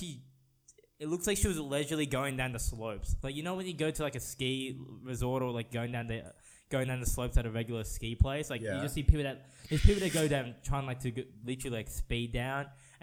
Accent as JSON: {"language": "English", "country": "Philippines", "said": "perhaps I could make the Winter Olympics because I'm like Filipino."}